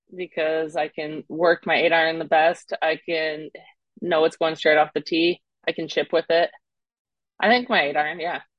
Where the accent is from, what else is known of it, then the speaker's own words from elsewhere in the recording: Canada; accent: Canadian; also born or lived in Mississippi; now in Scottsdale, United States; I'm originally from Canada